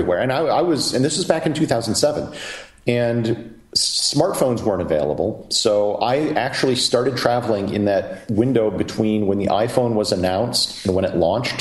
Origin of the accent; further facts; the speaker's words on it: Wisconsin, United States; moved away as an adult; originally from Wisconsin, uh, proud part owner of the Green Bay Packers